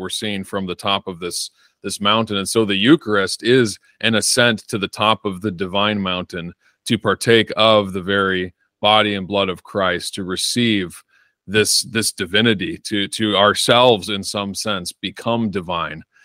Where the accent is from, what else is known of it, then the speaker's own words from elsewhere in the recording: Northern Illinois, United States; moved away as an adult; now in Arizona, United States; I was born and raised in Northern Illinois and lived there for about 24 years of my life. Moved to Arizona about a year ago